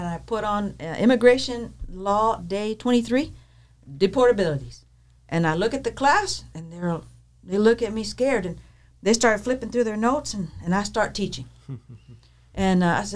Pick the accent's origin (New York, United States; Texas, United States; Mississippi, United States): Texas, United States; moved away as an adult; also born or lived in El Centro, California; I'm from Texas